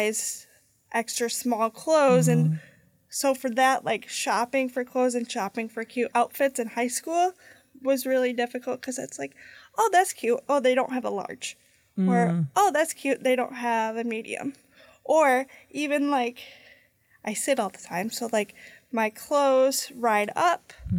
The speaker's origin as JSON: {"language": "English", "town": "Lake Geneva", "region": "Wisconsin", "country": "United States", "tie": "born or raised there", "moved": "yes", "lives_now": "Milwaukee, United States", "said": "I grew up in the Lake Geneva area"}